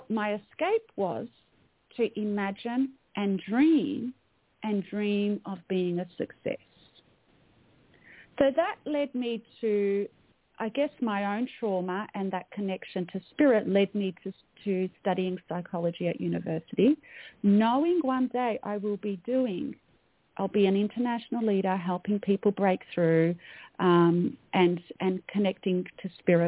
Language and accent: English; Melbourne, Victoria, Australia; So I'm an Australian. I was born in Melbourne, Australia. You can probably tell by my accent.